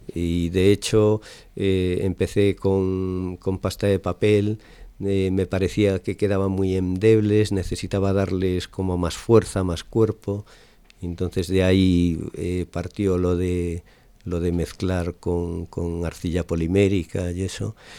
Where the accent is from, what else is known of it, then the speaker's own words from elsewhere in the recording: Lalín, Galicia, Spain; moved away as an adult; now in Zaragoza, Spain; Yo soy gallego. Nací en, en Lalín, pero llevo ahora viviendo pues más de 25 años en Zaragoza.